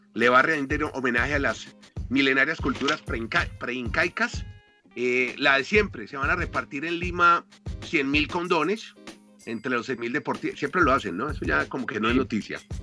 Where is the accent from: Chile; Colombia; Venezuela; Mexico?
Colombia; como colombiano